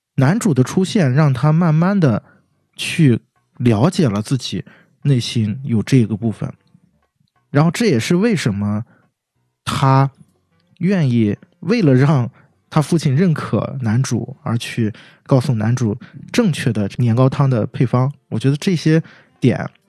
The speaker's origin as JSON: {"language": "Chinese", "country": "China", "said": "按照我们中国人的话讲"}